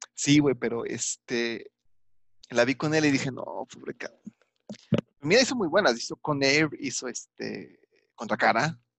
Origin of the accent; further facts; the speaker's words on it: Mexico; soy mexicano libre y soberano